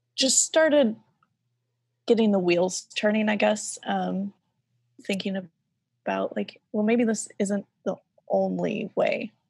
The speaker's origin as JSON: {"language": "English", "area": "Bible Belt", "region": "the South", "country": "United States", "tie": "born or raised there", "said": "I grew up in the South, in, like, the heart of the Bible Belt"}